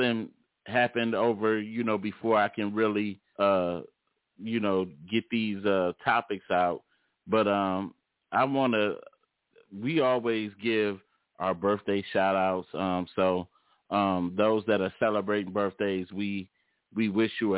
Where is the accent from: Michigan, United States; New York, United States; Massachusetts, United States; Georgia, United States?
Michigan, United States; Detroit